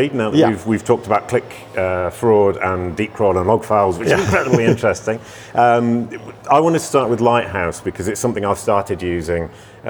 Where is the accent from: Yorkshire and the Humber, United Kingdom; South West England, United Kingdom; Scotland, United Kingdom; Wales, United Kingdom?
Yorkshire and the Humber, United Kingdom; Leeds; Near my hometown of Leeds.